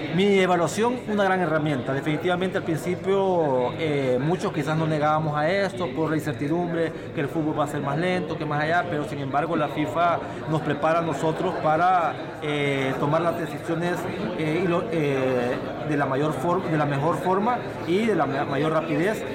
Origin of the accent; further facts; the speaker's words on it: El Salvador; como salvadoreño que soy